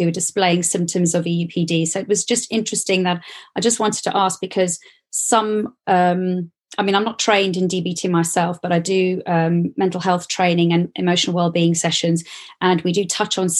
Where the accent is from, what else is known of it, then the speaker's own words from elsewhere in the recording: South Africa; moved away as an adult; now in United Kingdom; I grew up in South Africa, so it's very different to the UK